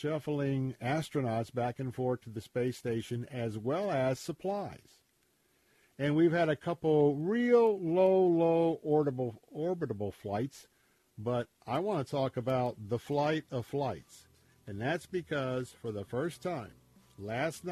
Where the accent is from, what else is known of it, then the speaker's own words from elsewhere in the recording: Florida, United States; I grew up here in Florida